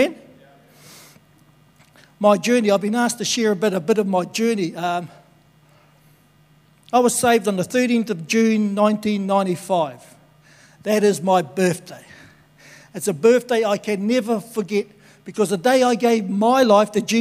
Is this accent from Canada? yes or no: no; Tokoroa, Waikato, New Zealand; born and bred in Tokoroa